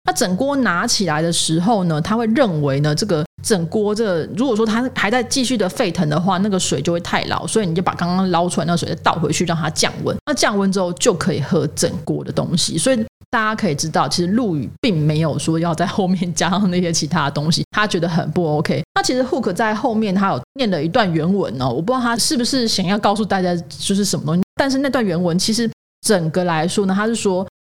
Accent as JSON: {"language": "Chinese", "country": "Taiwan", "said": "我们台湾人"}